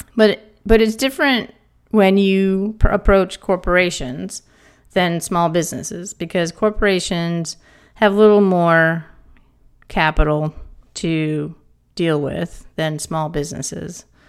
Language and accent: English; East Coast, United States; moved away; I'm from the East Coast.